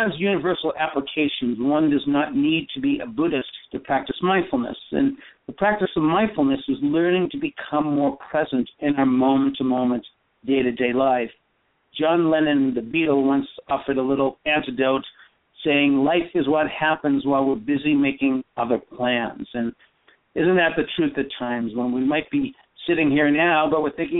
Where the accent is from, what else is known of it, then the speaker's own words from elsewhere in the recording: East Coast, United States; moved away; also born or lived in Burma / Northern California; I grew up in the East Coast.